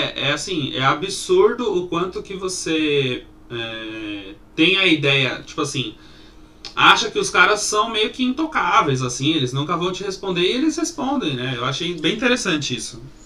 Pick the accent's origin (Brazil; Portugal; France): Brazil; São Paulo; a gente é aqui de São Paulo